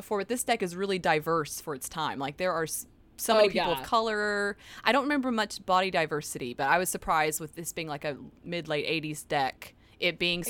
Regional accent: Orlando, Florida, United States; I was from Orlando area, so it's super Florida.

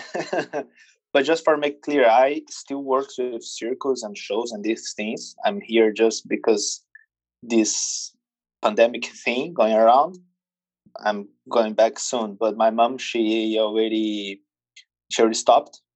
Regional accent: Brazil; English is a second language; I was born in Brazil, circus family, grow up in, at the circus

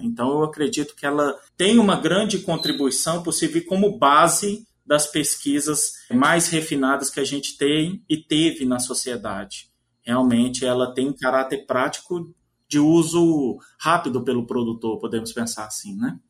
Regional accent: Minas Gerais, Brazil; moved away as an adult; also born or lived in São Paulo; now in Mossoró, Brazil; Sou natural da cidade de São Paulo, mas fui criado em Minas Gerais

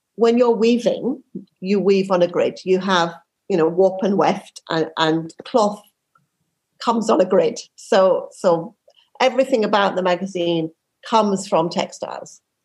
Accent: Yorkshire and the Humber, United Kingdom; I grew up in Yorkshire

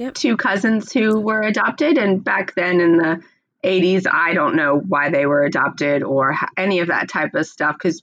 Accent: United States; accent: American; now in Australia; I am an American. I'm living in Australia

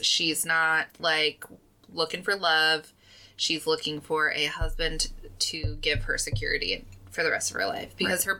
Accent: United States; I am British in my heritage, but us Americans, we just botch all the words.

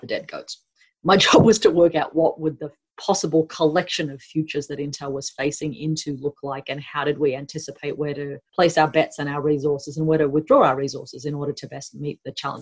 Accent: Northern Territory, Australia; moved away as an adult; also born or lived in United States; I grew up here in Australia on my mother's field sites in central and northern Australia. So I spent most of my childhood living in Aboriginal communities in the NT

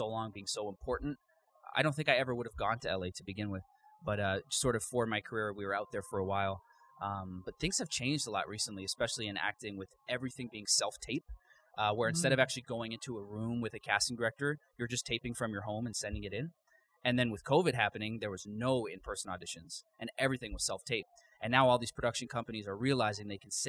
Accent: Canada; moved away as an adult; also born or lived in Los Angeles, United States; now in Las Vegas, United States; I am from Canada.

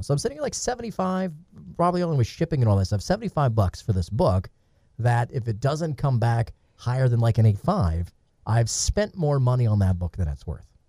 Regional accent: Atlanta, Georgia, United States; I grew up in Atlanta.

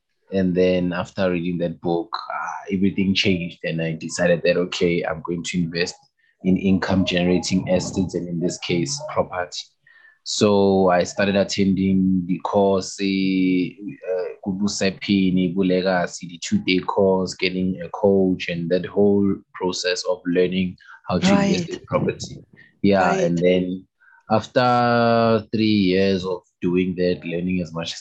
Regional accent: Kempton Park, Gauteng, South Africa; I was born and raised in Kempton Park, Kempton Park, Tembisa

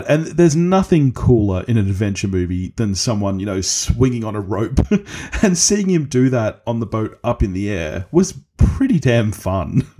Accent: Australia; I'm Australian.

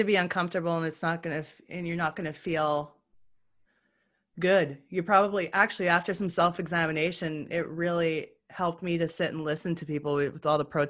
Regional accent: Canada; we have a huge amount of pride in being Canadian

